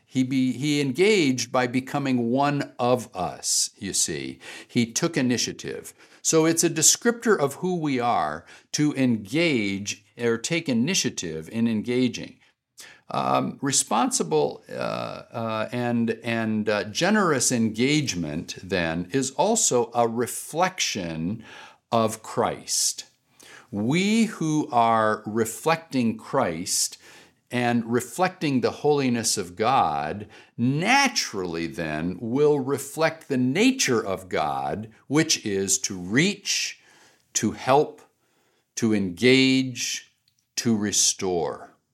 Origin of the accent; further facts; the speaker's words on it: United States; I am an American